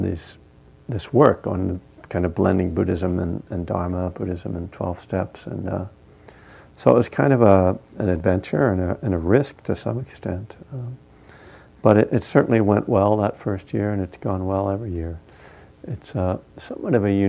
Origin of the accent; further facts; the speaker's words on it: East Coast, United States; moved away; I'm from the East Coast